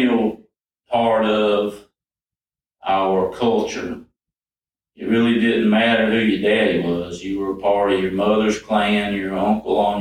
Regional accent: Poarch Community, Alabama, United States; I grew up in the Porch community

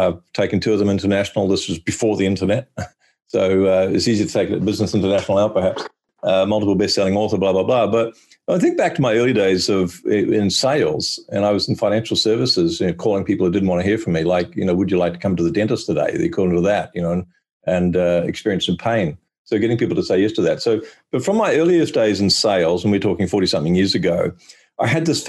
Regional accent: New Zealand; now in Australia; I live in Australia, but I'm actually a New Zealander.

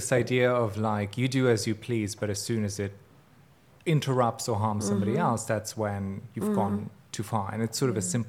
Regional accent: Bosnia & Herzegovina; moved away; I'm Bosnian, and lilies are the national flower of Bosnia.

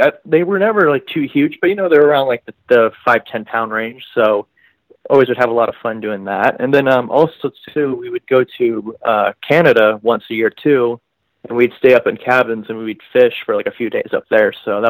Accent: Seattle, Washington, United States; moved away as an adult; now in Las Vegas, United States; I'm originally from Seattle, Washington, and I moved to Las Vegas about 7 years ago.

